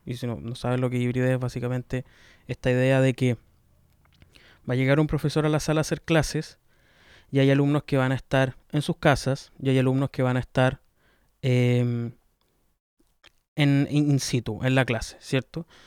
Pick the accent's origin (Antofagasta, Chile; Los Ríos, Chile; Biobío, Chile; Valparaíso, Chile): Los Ríos, Chile; now in Santiago, Chile; soy del sur de Chile, la, de la región de los ríos.